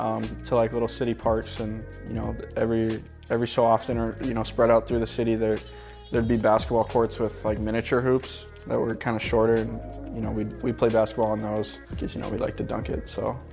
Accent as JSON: {"language": "English", "region": "Montana", "country": "United States", "tie": "born or raised there", "said": "It was cool. It's a very unique place. You know, obviously, there's a ton of stuff to do outside. World-famous ski resorts. Yellowstone National Park is like an hour from my house."}